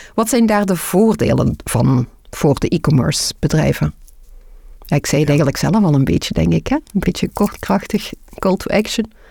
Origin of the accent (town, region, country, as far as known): Belgium